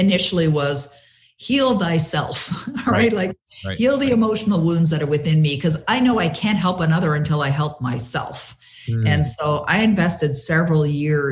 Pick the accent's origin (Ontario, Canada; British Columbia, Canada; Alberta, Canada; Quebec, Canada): Ontario, Canada; Toronto; moved away as an adult; now in Ottawa, Canada; I was born and raised in Toronto, live in Ottawa now.